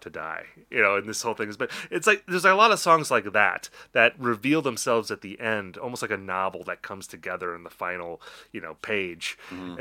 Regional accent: Wisconsin, United States; I'm from Wisconsin.

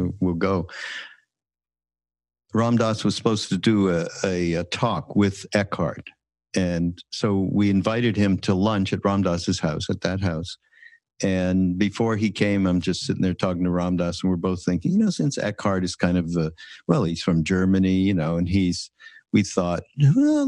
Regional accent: Montreal, Quebec, Canada; I'm from Quebec, right? From Montreal.

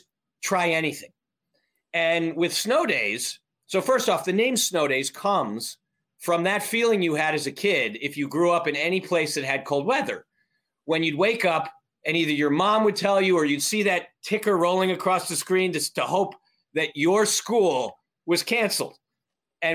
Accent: Avon, Connecticut, United States; I grew up in a very small town northwest of Hartford, Connecticut, called Avon

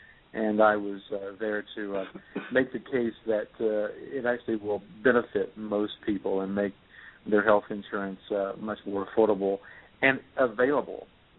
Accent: Tennessee, United States; also born or lived in North Carolina; I was born in North Carolina and raised in Tennessee

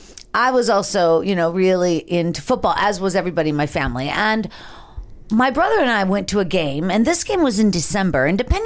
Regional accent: Pittsburgh, Pennsylvania, United States; now in Los Angeles, United States; Now I'm from Pittsburgh

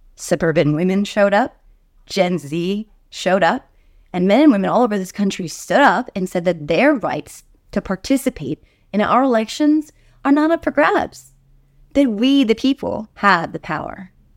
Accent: New Jersey, United States; My home state of New Jersey

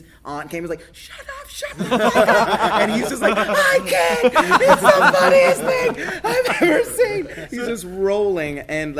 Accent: Atlanta, Georgia, United States; also born or lived in California; I grew up in Atlanta. I was born in California. My dad was in the Air Force, but I grew up in Atlanta.

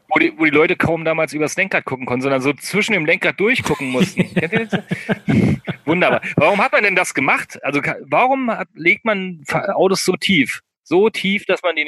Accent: eastern Brandenburg, Germany; moved away; aus meiner Heimat, aus dem Brandenburger Osten

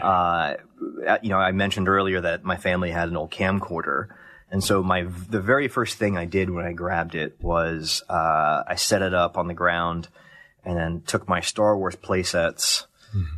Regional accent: Columbus, Ohio, United States; Columbus, Ohio.

